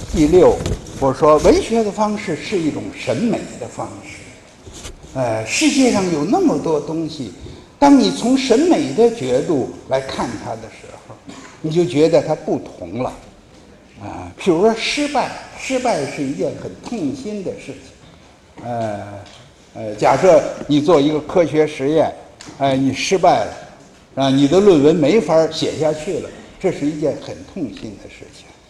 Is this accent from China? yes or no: yes; China; 我们中国人